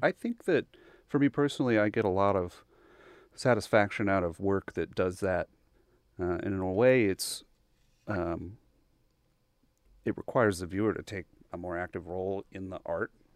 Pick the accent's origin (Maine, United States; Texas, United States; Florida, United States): Texas, United States; Bryan; I grew up in Bryan. Uh, so I'm actually a, a local townie